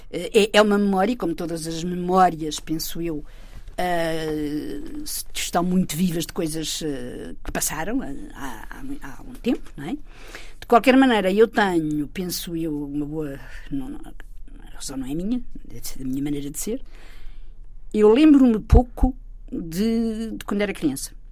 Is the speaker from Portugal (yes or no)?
yes; Torres Novas, Santarém District, Portugal; é um jornal de Torres Novas, que, que, que, é a minha terra, a terra da família toda